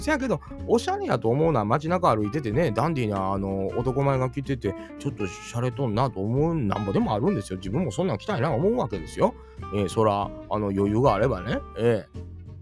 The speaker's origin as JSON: {"language": "Japanese", "region": "Kansai", "country": "Japan", "said": "関西人やから"}